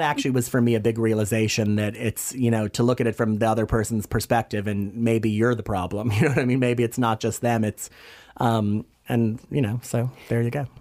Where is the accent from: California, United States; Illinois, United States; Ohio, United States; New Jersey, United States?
Illinois, United States; Hanover Park; moved away as an adult; also born or lived in Chicago / Madrid / Florida; now in New York City, United States; I was born in Chicago and grew up in the very glamorous suburbs of Chicago, Hanover Park, Illinois, to be exact.